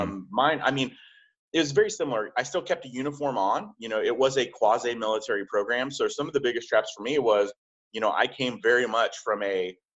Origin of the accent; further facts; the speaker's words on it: just outside of Tulsa, Oklahoma, United States; moved away as an adult; I went back home to my small hometown in just outside of Tulsa, Oklahoma